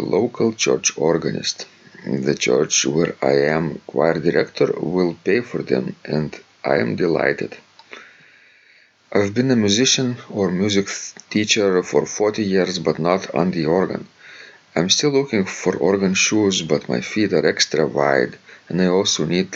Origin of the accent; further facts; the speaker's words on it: Lithuania; accent: Lithuanian; English is a second language; also born or lived in Ann Arbor, Michigan; when I talk Russian, what kind of accent I have? Lithuanian, probably